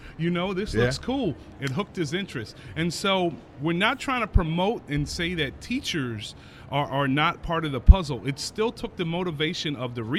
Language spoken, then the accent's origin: English; Miami, Florida, United States; moved away as an adult; also born or lived in Pinellas County, Florida; now in Illinois, United States; grew up in Miami, and started teaching in Pinellas County Schools for 10 years